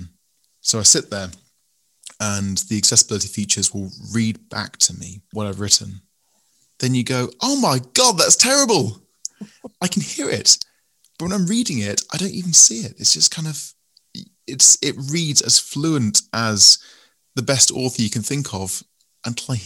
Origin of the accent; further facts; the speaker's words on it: England, United Kingdom; you can tell from my voice I'm English